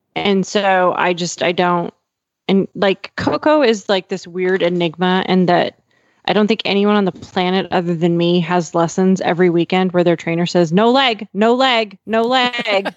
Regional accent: Montana, United States; now in Fort Worth, United States; I grew up in Montana and I live in Texas

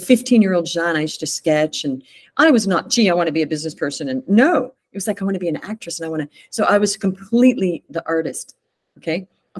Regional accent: United States; born there; So I moved back to the States. I was born

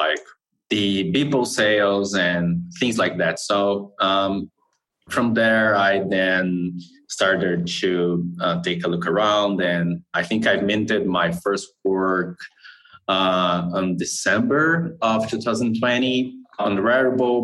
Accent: Brazil; I'm from Brazil.

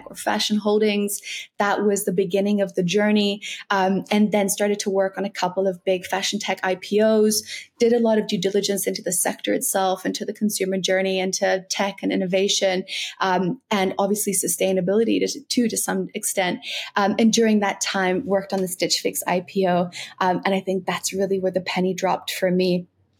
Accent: South Africa; now in London, United Kingdom; So I'm South African

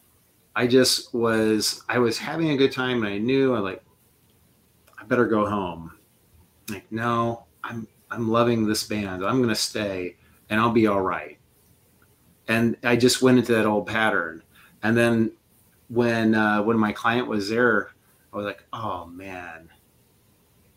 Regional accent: Quincy, Illinois, United States; I'm from Quincy, Illinois, a little town

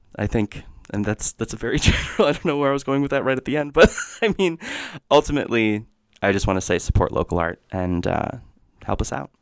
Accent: Jackson, Wyoming, United States; I grew up here

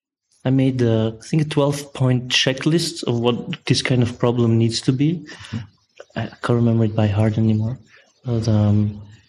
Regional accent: Brussels, Brussels-Capital Region, Belgium; I'm from Brussels.

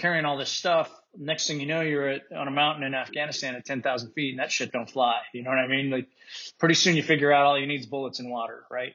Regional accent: Utah, United States; moved away as an adult; I grew up in Utah

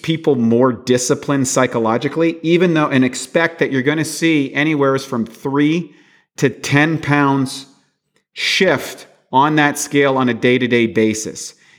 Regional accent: Canada; In the 1967, I'm from Canada, when they brought in Social Security, the life expectancy of a Canadian citizen was 67 years old.

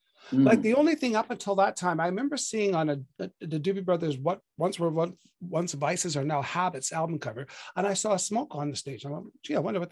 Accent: Sault Ste. Marie, Ontario, Canada; moved away; my hometown was Sault Ste. Marie, Ontario

